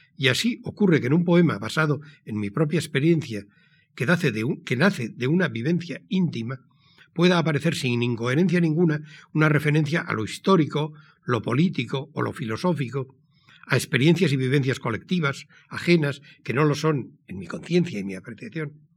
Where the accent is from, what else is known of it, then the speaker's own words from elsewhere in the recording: San Sebastián, Basque Country, Spain; Nací en San Sebastián, en la mustia Donostia de posguerra, el 23 de julio de 1940.